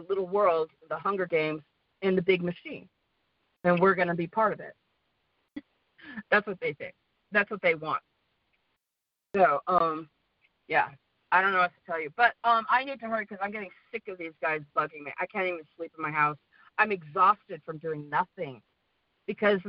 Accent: the West, United States; accent: American, kind of Western; moved away as an adult; also born or lived in Sweden; my American accent, which is kind of Western

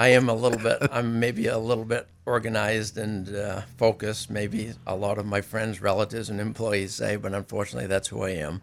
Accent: Greene, Maine, United States; also born or lived in Syracuse; I grew up in Greene

